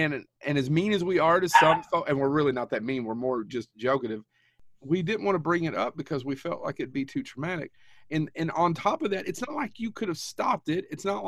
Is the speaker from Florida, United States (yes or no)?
no; Kentucky, United States; we're from Kentucky